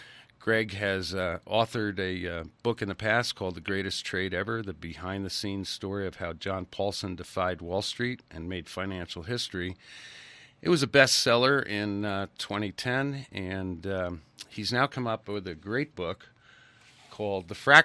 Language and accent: English; the East, United States; now in Idaho, United States; I live in Idaho. I grew up in the East.